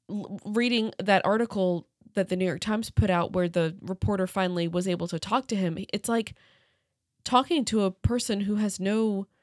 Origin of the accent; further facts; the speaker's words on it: Brazil; I'm from Brazil.